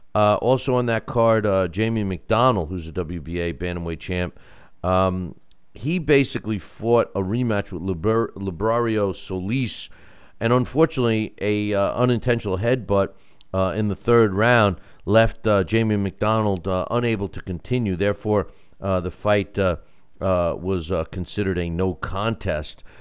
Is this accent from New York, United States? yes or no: yes; Long Island, New York, United States; I, am from Long Island originally